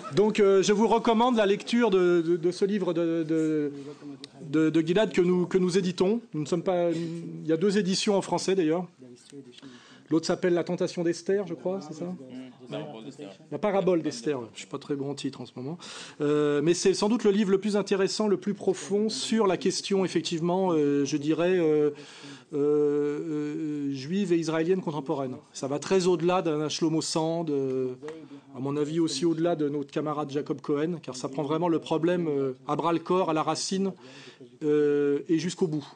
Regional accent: France; je suis un Français de culture française, issu de la classe moyenne catholique

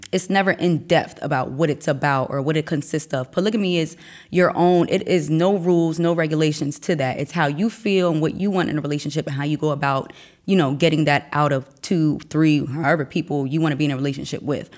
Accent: Wilmington, Delaware, United States; also born or lived in Newtonville, New Jersey; I was raised in Wilmington, Delaware.

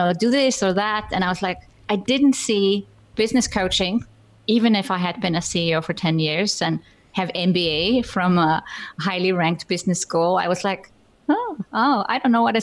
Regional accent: Iceland; English is a second language; also born or lived in Germany / United Kingdom; now in Switzerland; So I'm Icelandic, which actually seems to matter to my audience because I come from a small island with 350,000 inhabitants.

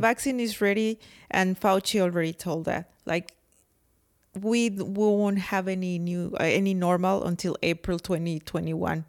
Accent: Mexico; accent: very thick accent; English is a second language; moved away as an adult; now in United States; at school in Mexico, I have English, uh, class

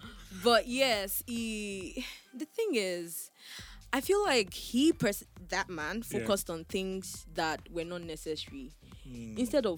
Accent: Ilorin, Kwara, Nigeria; And I came from Ilorin. Anybody in Bitiman is my family member that will come and help my life.

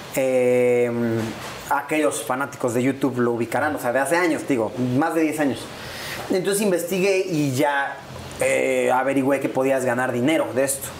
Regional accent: Puebla, Mexico; also born or lived in Mexico City; Yo soy de Puebla

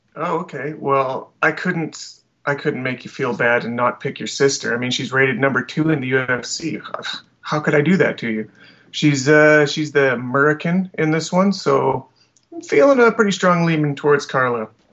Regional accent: Alberta, Canada; I'm from Alberta, which is kind of the Canadian Texas

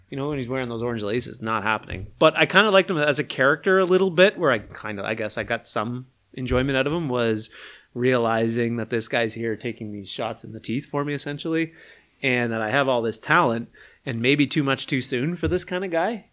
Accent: Charlottetown, Prince Edward Island, Canada; I'm from Charlottetown

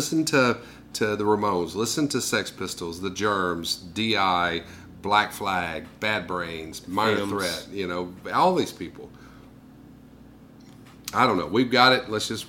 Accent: Mississippi, United States; I was raised here in Mississippi

